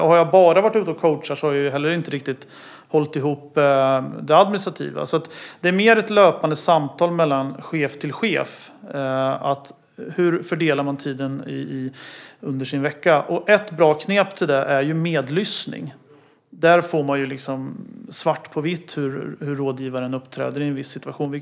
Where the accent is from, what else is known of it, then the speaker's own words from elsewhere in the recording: Motala, Östergötland, Sweden; jag är född och uppvuxen i Motala